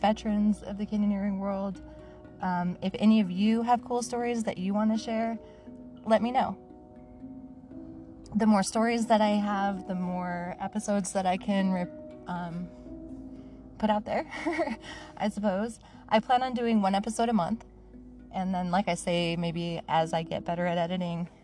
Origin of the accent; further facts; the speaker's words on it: Manti, Utah, United States; moved away as an adult; also born or lived in Salt Lake City, Utah / Seattle / South Dakota; now in St. George, United States; I was born in Manti, Utah, kind of central middle Utah area. I grew up pretty much as one of those, what do they call them? Like free range kids